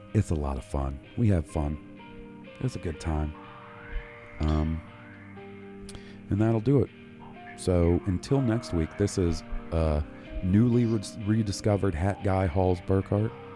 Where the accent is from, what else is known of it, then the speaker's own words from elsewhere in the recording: the South, United States; we grew up in the South